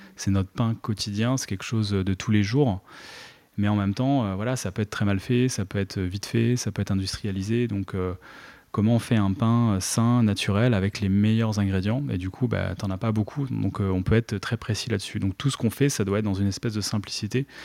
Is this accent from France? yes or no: yes; Treillières, Pays de la Loire, France; moved away as an adult; also born or lived in Poitiers; j'ai rejoint euh, donc la, métropole nantaise autour de 7 ans dans le nord vers Trélières et, j'ai grandi là-bas en primaire, collège jusqu'au lycée